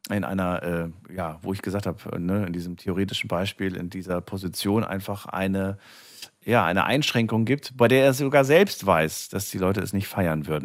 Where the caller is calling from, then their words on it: Ubstadt, Baden-Württemberg, Germany; Ähm, ich komme aus Ubstadt bei Bruchsal.